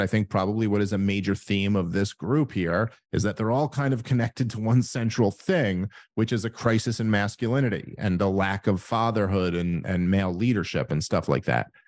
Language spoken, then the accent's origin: English; New York City, New York, United States; moved away as an adult; I'm from New York City and grew up there my entire life